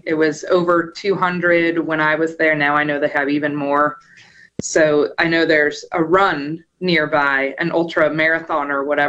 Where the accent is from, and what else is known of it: Emporia, Kansas, United States; born or raised there; moved away as an adult; also born or lived in Kentucky; now in Mississippi, United States